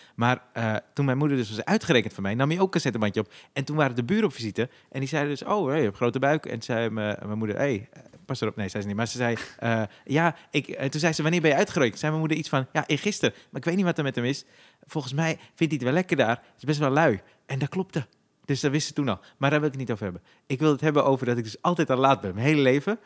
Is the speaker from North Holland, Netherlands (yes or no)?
yes; Zaandam, North Holland, Netherlands; Ik kom uit de Poelenburg, daar eh, wonen veel Turken